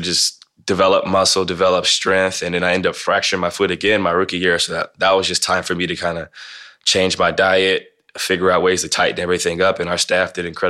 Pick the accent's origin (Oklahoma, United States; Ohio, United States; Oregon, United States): Ohio, United States; Canton; growing up in Canton, Ohio